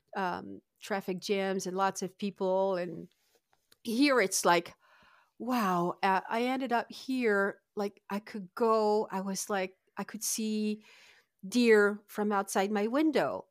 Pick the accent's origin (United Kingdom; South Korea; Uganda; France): France; Lille, Hauts-de-France; moved away as an adult; now in Adirondack Mountains, New York, United States; I'm originally from Lille